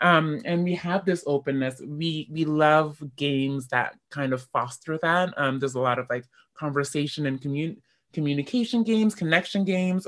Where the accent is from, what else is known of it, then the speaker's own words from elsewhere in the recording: Canada; I am African Canadian